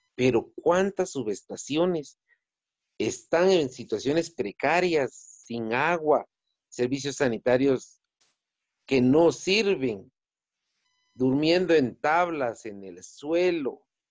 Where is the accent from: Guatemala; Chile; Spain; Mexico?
Guatemala; si somos guatemaltecos